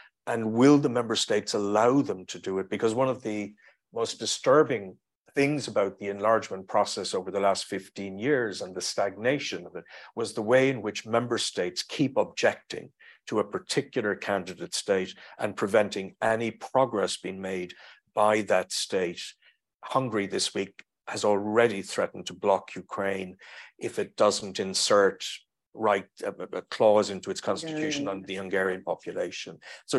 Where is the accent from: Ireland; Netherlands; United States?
Ireland; Maynooth, Leinster; although I come from Maynooth, I am not a great fan of sermons